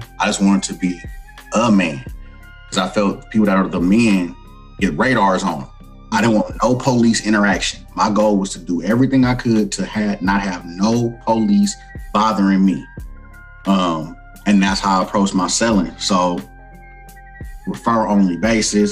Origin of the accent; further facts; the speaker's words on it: Oakland, California, United States; I'm from East Oakland, California, born and raised, fifth generation